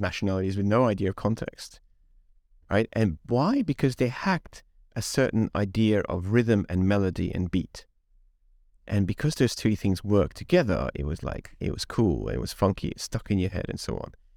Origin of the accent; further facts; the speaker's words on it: Budapest, Hungary; English is a second language; moved away; I grew up in Hungary, in Eastern Europe. So we listened to … running around Budapest when I was eight years old.